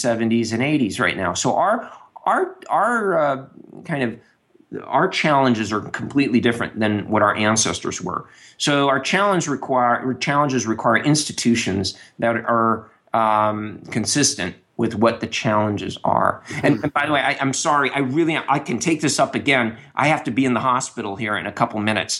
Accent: United States; I'm an American

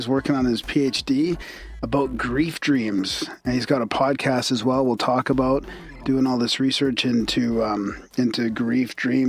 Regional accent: Canada; fellow Canadian as well.

